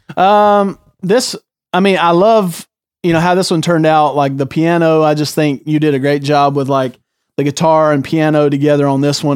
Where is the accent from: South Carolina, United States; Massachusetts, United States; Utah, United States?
South Carolina, United States; Greer; born or raised there; moved away as an adult